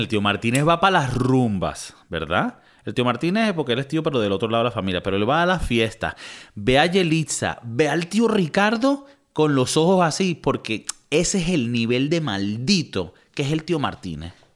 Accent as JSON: {"language": "Spanish", "country": "Venezuela", "also_born_or_lived": "United States", "moved": "yes", "lives_now": "Europe", "said": "también somos venezolanos"}